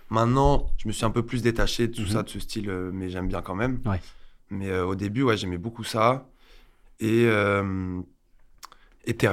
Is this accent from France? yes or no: yes; Alès, Occitania, France; moved away as an adult; now in Paris, France; à Alès une ville du sud un peu perdue pas loin de Nîmes